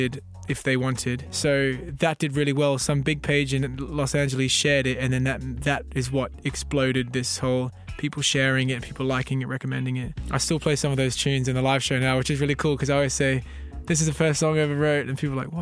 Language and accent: English; Australia; also born or lived in New Zealand; now in London, United Kingdom; I am a singer and producer originally from New Zealand that grew up in Australia, now living in London